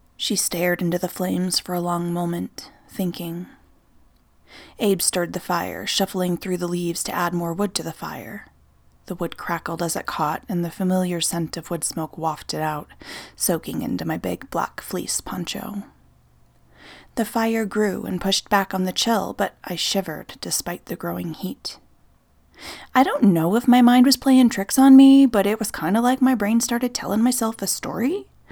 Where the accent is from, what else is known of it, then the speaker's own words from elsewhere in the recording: Nebraska, United States; moved away; my home state of Nebraska